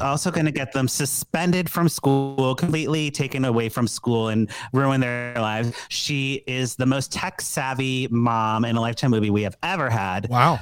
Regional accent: Chicago, Illinois, United States; Being a Chicagoan

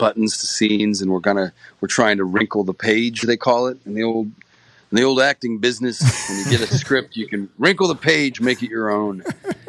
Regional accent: Reno, Nevada, United States; Reno is my hometown.

